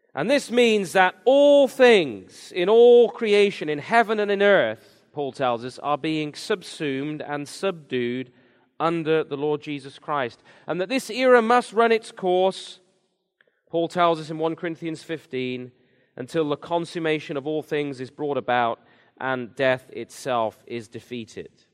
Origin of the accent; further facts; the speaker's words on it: England, United Kingdom; moved away as an adult; I'm from England originally, came here ten years ago now.